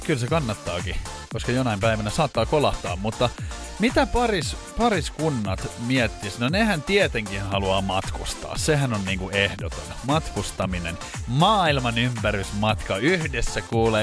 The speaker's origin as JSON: {"language": "Finnish", "town": "Espoo", "region": "Uusimaa", "country": "Finland", "said": "mä oon Espoosta kotoisin"}